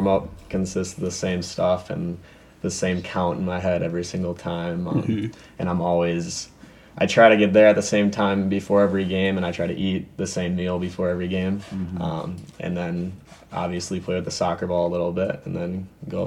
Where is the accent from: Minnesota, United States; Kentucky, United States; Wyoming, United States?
Minnesota, United States; Andover; I grew up in Andover my whole life.